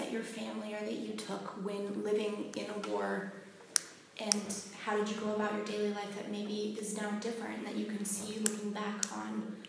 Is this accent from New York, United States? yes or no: yes; New York, United States; as an American and someone living from New York during 9/11